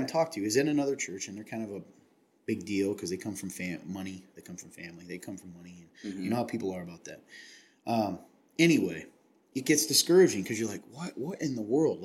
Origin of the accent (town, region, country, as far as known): Napanee, Ontario, Canada; born or raised there; moved away